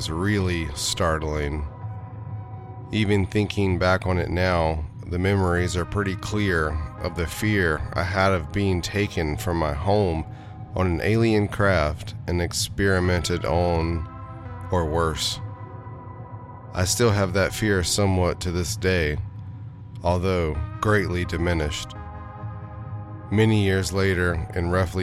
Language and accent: English; Hillsborough, North Carolina, United States; I grew up in Hillsborough, North Carolina, in the Piedmont of the state